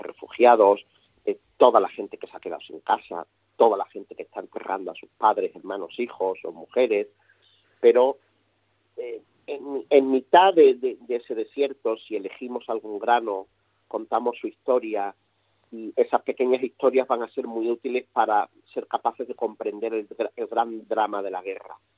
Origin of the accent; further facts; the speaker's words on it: Spain; a nosotros como españoles